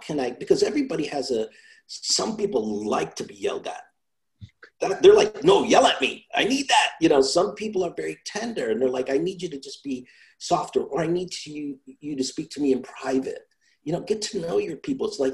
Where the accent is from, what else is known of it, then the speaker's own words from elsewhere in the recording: New York, United States; also born or lived in Italy; I come from Italy. Then I grew up in New York. So, you know, I grew up in a little rough neighborhood where we had our own slang